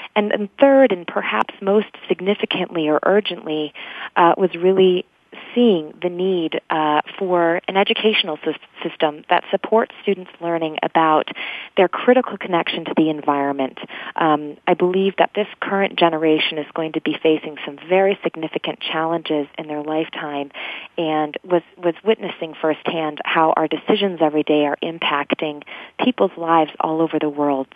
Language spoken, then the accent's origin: English; Grand Rapids, Michigan, United States; moved away as an adult; also born or lived in England; I grew up actually in the Midwest in Grand Rapids, Michigan